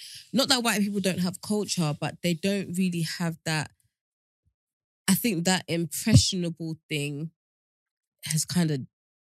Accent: Essex, East of England, United Kingdom; I'm from Essex. I'm talking about where I'm from.

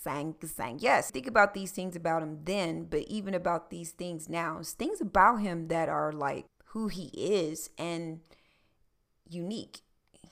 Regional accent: Philadelphia, Pennsylvania, United States; moved away; also born or lived in South Carolina / Georgia; I was born in Philadelphia, Pennsylvania.

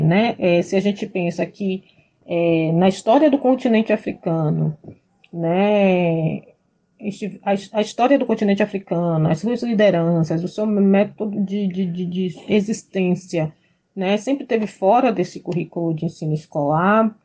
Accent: Salvador, Bahia, Brazil; moved away as an adult; now in Porto Seguro, Brazil; eu sou da periferia de Salvador, morei no bairro do Palmiúdo por 26 anos e saí de lá direto para uh, aqui para Porto Seguro.

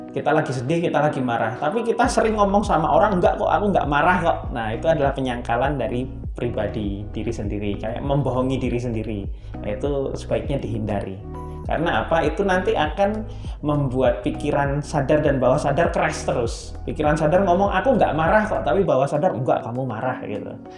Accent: Surabaya, East Java, Indonesia; now in Solo, Indonesia; saya asli Surabaya

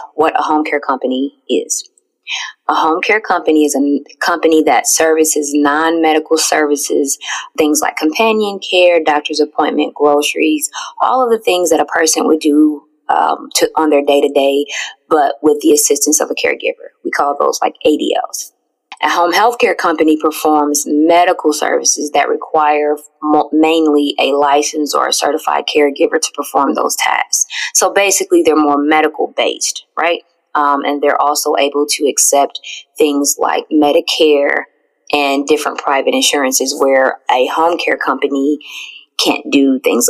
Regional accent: Indianapolis, Indiana, United States; I'm from Indiana, Indianapolis to be more specific

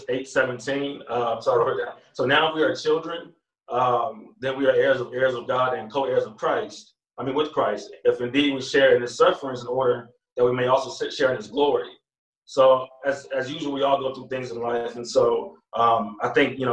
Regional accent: Pearland, Texas, United States; also born or lived in Houston, Texas; I'm from Houston, Texas. So I grew up in Pearland, Texas

